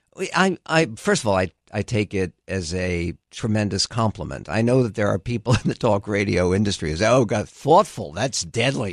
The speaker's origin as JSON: {"language": "English", "town": "San Diego", "region": "California", "country": "United States", "tie": "born or raised there", "also_born_or_lived": "Philadelphia / Los Angeles", "said": "I grew up in San Diego"}